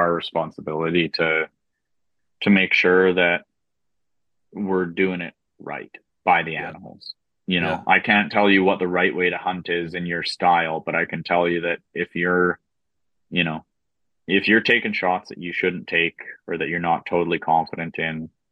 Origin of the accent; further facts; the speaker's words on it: Saskatchewan, Canada; growing up in Saskatchewan in the flatlands